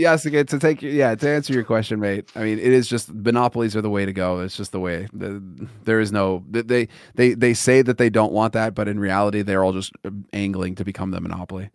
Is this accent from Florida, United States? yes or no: no; Los Angeles, California, United States; moved away; growing up in Los Angeles, it was fucking brutal